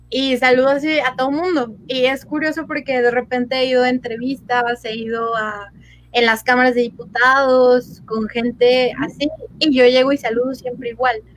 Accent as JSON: {"language": "Spanish", "region": "State of Mexico", "country": "Mexico", "said": "Yo soy del Estado de México y Guanajuato está un poquito más al norte."}